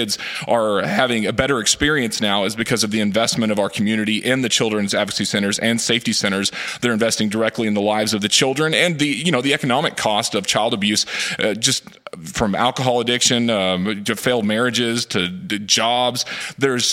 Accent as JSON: {"language": "English", "town": "Fort Smith", "region": "Arkansas", "country": "United States", "tie": "born or raised there", "lives_now": "Northwest Arkansas, United States", "said": "And I grew up around the Fort Smith area"}